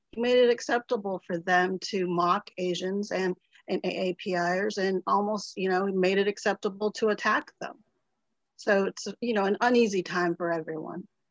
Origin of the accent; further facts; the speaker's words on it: Ohio, United States; now in Little Rock, United States; I grew up in the, you know, born and raised in the Midwest